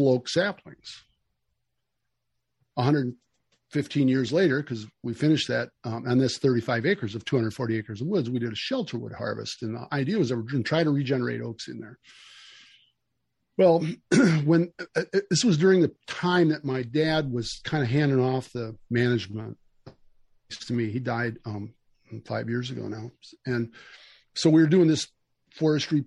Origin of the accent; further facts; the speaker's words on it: United States; we grew up in Casanova, the town that I'm sitting in right now